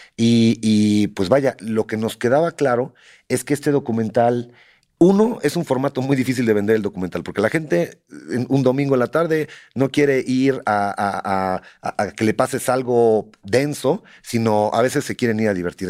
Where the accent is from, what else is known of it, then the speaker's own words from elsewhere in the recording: Mexico; also born or lived in Michoacán; cómo somos los mexicanos